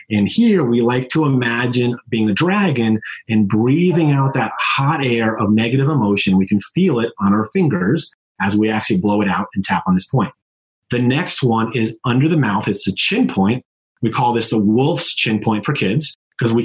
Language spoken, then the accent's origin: English; Connecticut, United States; I'm from Connecticut. I'm a Northeastern. We talk a little fast